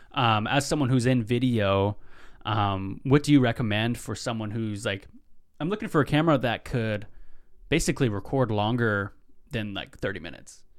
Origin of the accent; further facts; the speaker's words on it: Tulalip, Washington, United States; now in Seattle, United States; I'm over from Tulalip. That's where my tribe's from